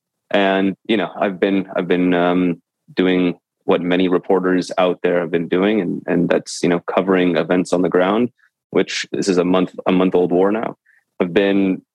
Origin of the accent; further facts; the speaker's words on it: Portland, Oregon, United States; moved away as an adult; also born or lived in Ukraine; I'm originally from Portland, Oregon, and I've been working in some small newspapers and magazines out there back in 2008, 2009